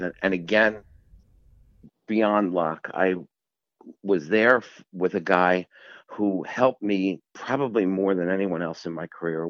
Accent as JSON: {"language": "English", "town": "Philadelphia", "region": "Pennsylvania", "country": "United States", "tie": "born or raised there", "said": "I grew up in Philadelphia, um, not far from where the Rocky movie was filmed"}